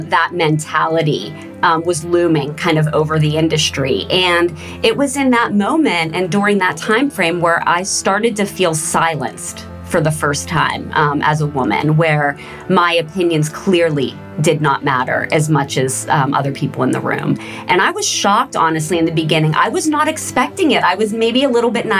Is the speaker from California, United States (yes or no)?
no; Pittsburgh, Pennsylvania, United States; also born or lived in New York City / Los Angeles; I do currently live in Pittsburgh, and I am from Pittsburgh, grew up here